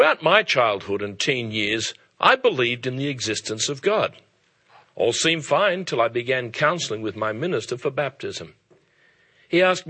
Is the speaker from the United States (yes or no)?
no; Australia; now in England, United Kingdom; As an Australian living in England